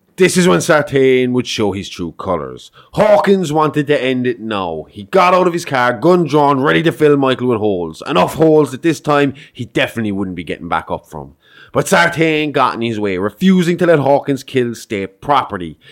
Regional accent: Ireland; we're Irish

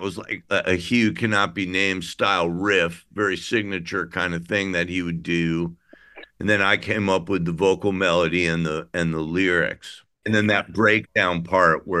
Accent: Midwest, United States; I'm from the Midwest

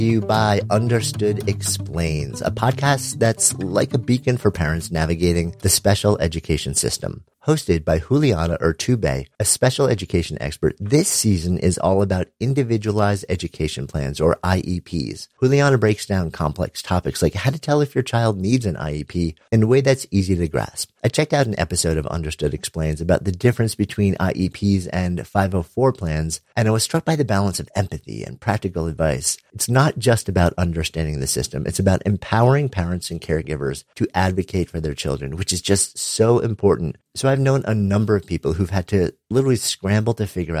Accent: New York, United States; I'm in Boulder, Colorado right now. And after being a New Yorker my entire life

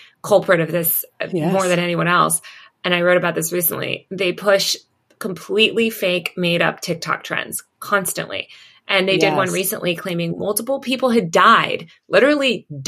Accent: New York, United States; I'm from New York

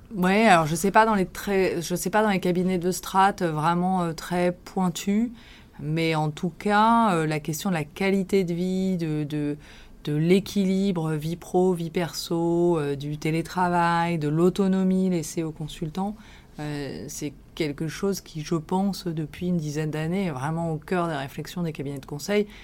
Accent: Villefranche-sur-Saône, Auvergne-Rhône-Alpes, France; moved away as an adult; also born or lived in Lyon; now in Paris, France; je suis originaire de la région lyonnaise. J'ai vécu mon enfance à Villefranche-sur-Saône et mes années de lycéenne à Lyon

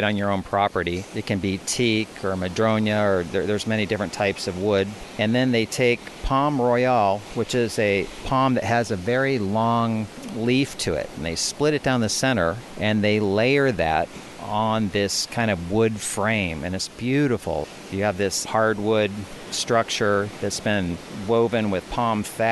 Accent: Southern California, United States; also born or lived in Steamboat Springs, Colorado; now in Panama; I grew up in Southern California.

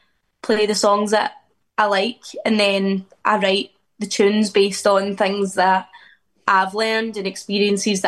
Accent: Scotland, United Kingdom; moved away as an adult; now in Liverpool, United Kingdom; I've always wanted to get out of Scotland

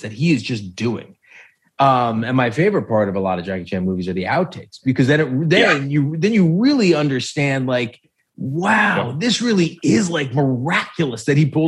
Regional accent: New York, United States; being a New Yorker

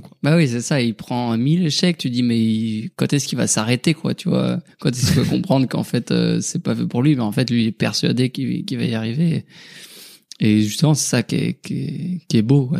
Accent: Haute-Savoie, Auvergne-Rhône-Alpes, France; je suis originaire de la Haute-Savoie, donc pas très loin de Cham

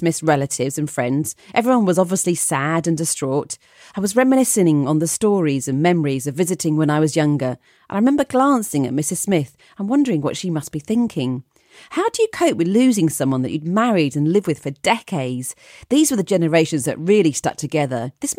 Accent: Scotland, United Kingdom; I grew up in Scotland in a small cul-de-sac, and the neighbours that lived around my mum and dad's house were much older.

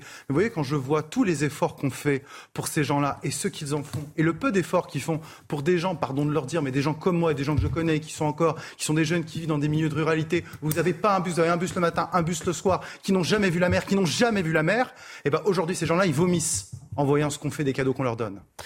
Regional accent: Touraine, Centre-Val de Loire, France; moved away as an adult; also born or lived in Indre; now in Paris, France; dans un petit village de, de, de Touraine, euh, d'où je viens

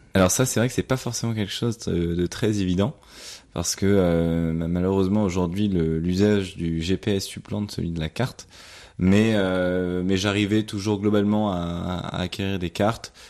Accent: France; en tant que Français

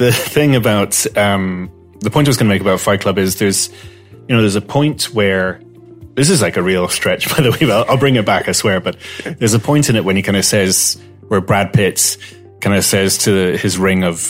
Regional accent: Malta; I'm half Maltese. I grew up in Malta

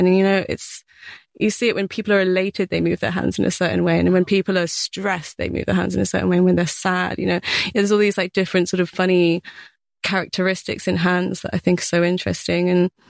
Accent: Bath, South West England, United Kingdom; Yeah, so like in Bath. Yeah.

